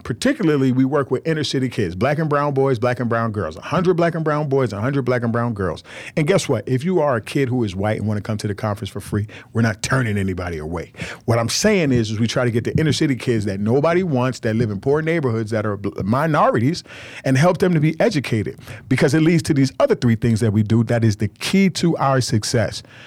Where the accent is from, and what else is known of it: United States